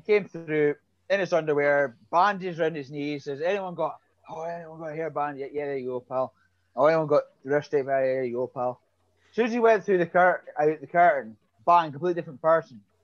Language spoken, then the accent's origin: English; Aberdeen, Scotland, United Kingdom; Aberdeen, Scotland.